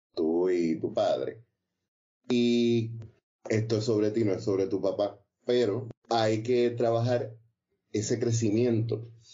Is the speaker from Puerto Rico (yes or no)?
yes; Trujillo Alto, Puerto Rico; also born or lived in Ponce; a mí, que nací en Ponce, me crió en Trujillo Alto